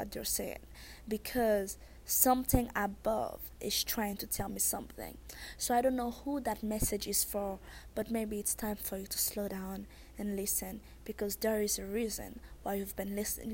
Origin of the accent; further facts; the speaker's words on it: Haiti; accent: thick accent; I'm Haitian